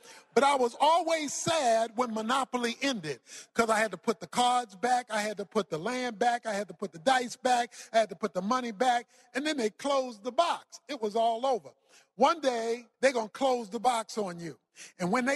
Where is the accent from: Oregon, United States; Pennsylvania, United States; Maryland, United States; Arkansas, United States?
Maryland, United States; Baltimore; I was raised in Baltimore, Maryland